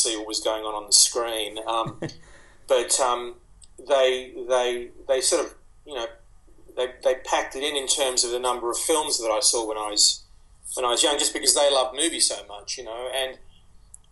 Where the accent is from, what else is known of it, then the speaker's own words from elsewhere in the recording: Sydney, New South Wales, Australia; also born or lived in Egypt; We came here when I was three, and I was born in Egypt, as my parents were, and we moved into a housing commission flat in Waterloo in Sydney